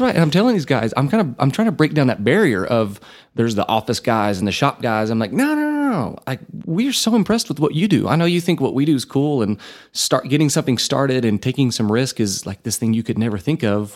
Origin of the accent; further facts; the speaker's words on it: Borger, Texas, United States; now in Amarillo, United States; I grew up, born and raised in Borger